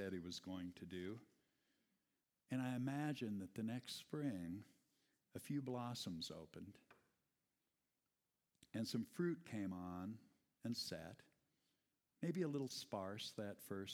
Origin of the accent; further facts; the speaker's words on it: Iowa, United States; I grew up in Iowa, son of a father who was practicing organic gardening before it was a thing